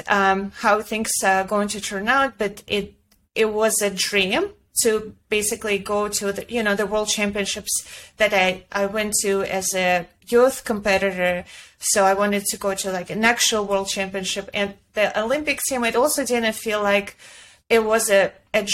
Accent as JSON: {"language": "English", "region": "Ulyanovsk Oblast", "country": "Russia", "tie": "born or raised there", "also_born_or_lived": "Florida", "second_language": "English", "moved": "as an adult", "lives_now": "New York City, United States", "said": "I grew up in Ulyanovsk"}